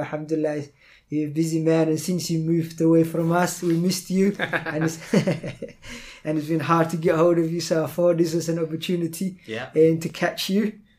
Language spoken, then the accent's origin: English; London, United Kingdom; accent: Cockney; when I grew up in London as well. So I grew up like the Cockney East London